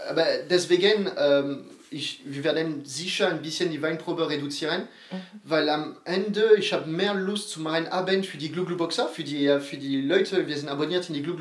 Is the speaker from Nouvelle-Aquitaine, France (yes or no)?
yes; Bordeaux, Nouvelle-Aquitaine, France; German is a second language; Aber das ist gleich, wir kommen aus Bordeaux, du, äh, du wohnst äh, alle drei Kilometer maximal aus einem Weingut